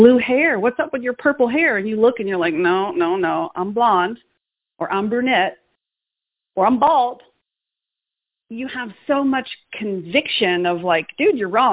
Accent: Boston, Massachusetts, United States; moved away; I'm from Boston, Massachusetts. I'm still a city girl, even though I'm living in the country.

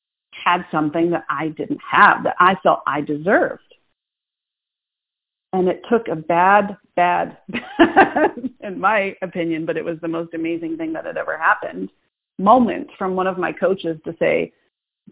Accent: Boston, Massachusetts, United States; I'm from Boston. It doesn't get more type A than that.

